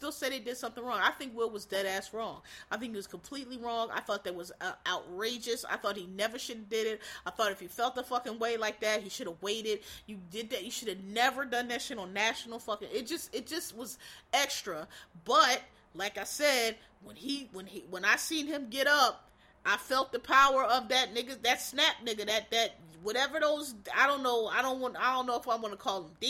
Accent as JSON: {"language": "English", "town": "Philadelphia", "region": "Pennsylvania", "country": "United States", "tie": "born or raised there", "said": "I'm from Philly, Will's from Philly, I was born in West Philadelphia, I wasn't raised there, but I was born there, but I grew up there, because I went to school there"}